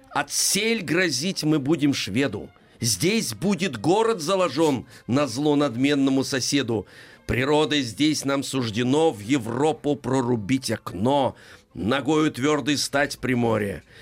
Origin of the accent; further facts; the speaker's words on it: Saint Petersburg, Russia; О, основании моего родного города.